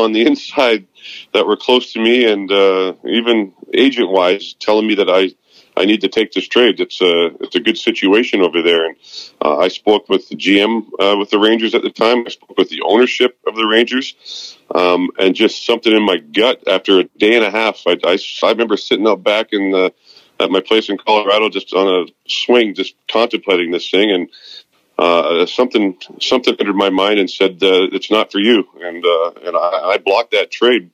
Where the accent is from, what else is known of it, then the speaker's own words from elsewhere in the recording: Vancouver, British Columbia, Canada; moved away as an adult; now in West Palm Beach, United States; I'm leaving to go back home where I was born and raised in Vancouver, British Columbia